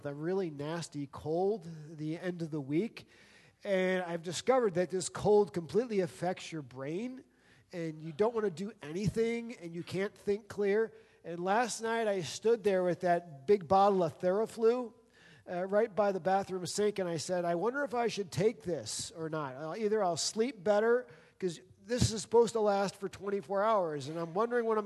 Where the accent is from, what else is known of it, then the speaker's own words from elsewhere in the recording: New Jersey, United States; moved away as an adult; also born or lived in Pennsylvania; I grew up in New Jersey